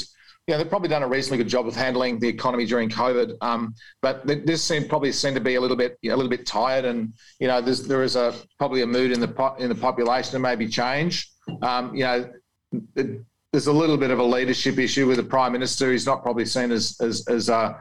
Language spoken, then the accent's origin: English; Australia